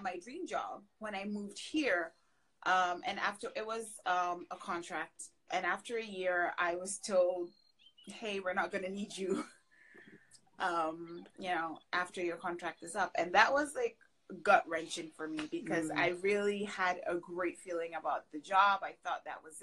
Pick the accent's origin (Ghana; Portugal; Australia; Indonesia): Ghana; moved away as an adult; also born or lived in Canada; now in United States; I'm originally from Ghana in West Africa. Grew up there, and then I moved to Canada for college.